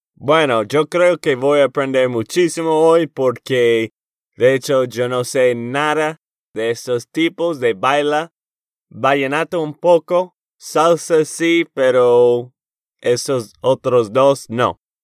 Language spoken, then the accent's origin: Spanish; Texas, United States; de Texas, Estados Unidos